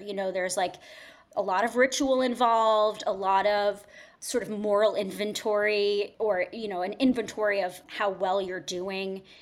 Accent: Fairfield County, Connecticut, United States; moved away as an adult; also born or lived in New York / London; I was born and raised in Connecticut, in the suburbs of New York City, so, you know, southern Connecticut, Fairfield County

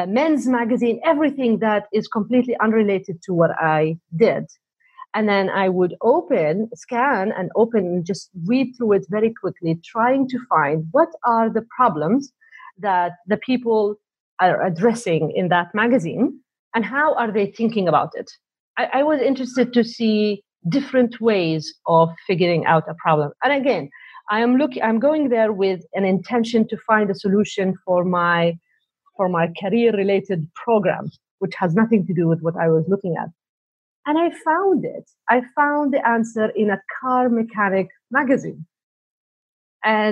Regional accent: Canada; also born or lived in Saudi Arabia / Montreal; now in Toronto, Canada; I was born in Saudi Arabia, and then I moved to Canada back home

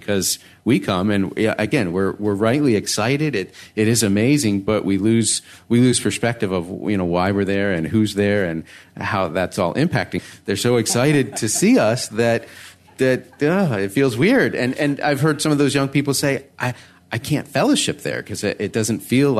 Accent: United States; I'm the American.

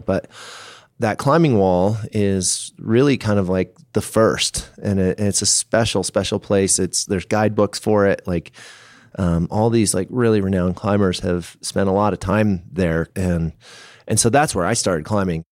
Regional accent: Seattle, Washington, United States; now in Boulder, United States; I grew up in the Northwest, so Seattle, that whole zone

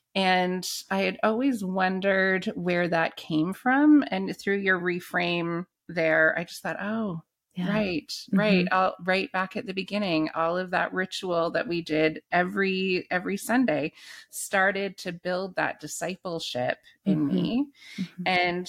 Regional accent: Canada; because I grew up in the Anglican Church in Canada, mm-hmm. which is Episcopal in the US.

